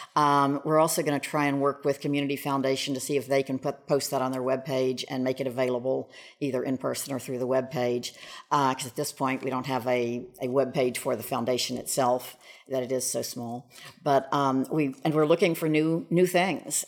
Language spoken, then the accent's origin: English; Shreveport, Louisiana, United States; moved away as an adult; I was very fortunate in going to Southfield School, and Southfield was right behind our house